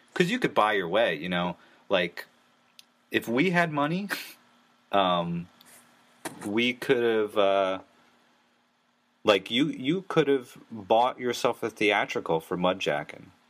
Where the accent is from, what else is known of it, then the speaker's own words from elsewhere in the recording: New Jersey, United States; I, am from New Jersey